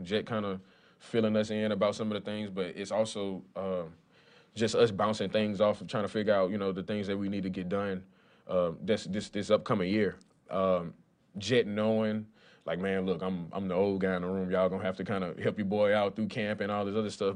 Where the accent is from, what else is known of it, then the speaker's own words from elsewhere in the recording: Lafayette, Louisiana, United States; I grew up in Lafayette, Louisiana.